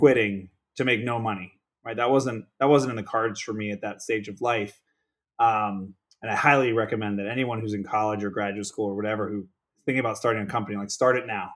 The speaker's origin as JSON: {"language": "English", "town": "Pittsburgh", "region": "Pennsylvania", "country": "United States", "tie": "born or raised there", "moved": "yes", "lives_now": "Palos Verdes Estates, United States", "said": "born and raised in Pittsburgh, Pennsylvania"}